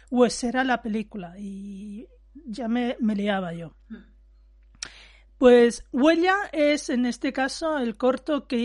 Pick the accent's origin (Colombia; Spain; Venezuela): Spain; Valencia, Valencian Community; Y digo, sí, porque yo soy de Valencia